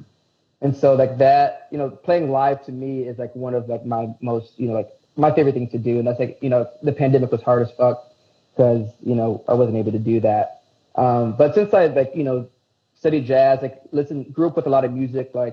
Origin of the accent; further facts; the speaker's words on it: Aurora, United States; I'm from the Burbs